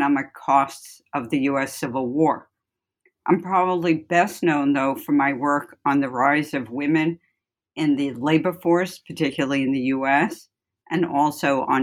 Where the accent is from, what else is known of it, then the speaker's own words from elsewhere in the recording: New York City, New York, United States; moved away as an adult; also born or lived in Ithaca, New York / Chicago / Cambridge, Massachusetts; I'm from the Bronx, and that should be clear in my accent a bit. I went to Bronx High School of Science